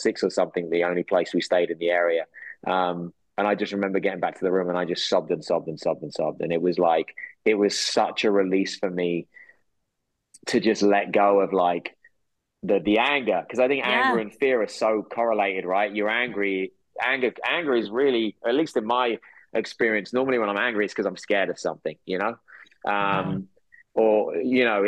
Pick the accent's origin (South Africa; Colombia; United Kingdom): United Kingdom; England; moved away; I go back to my hometown